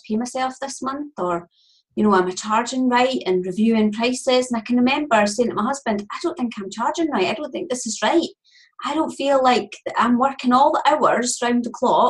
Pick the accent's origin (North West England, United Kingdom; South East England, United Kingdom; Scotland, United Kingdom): Scotland, United Kingdom; accent: Scottish; I am Scottish. You can hear that straight away